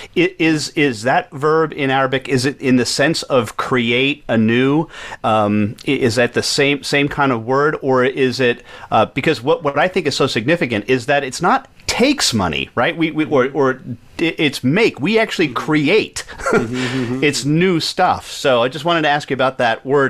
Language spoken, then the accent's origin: English; New York, United States; I grew up in New York